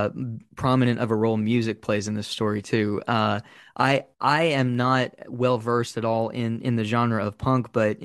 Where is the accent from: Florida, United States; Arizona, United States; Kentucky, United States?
Kentucky, United States; Eastern; I'm from Eastern Kentucky